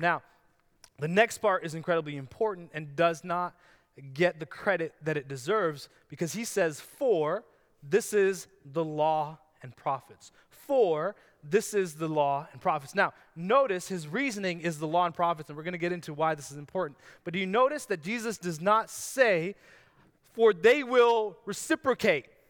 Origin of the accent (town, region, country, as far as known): Canada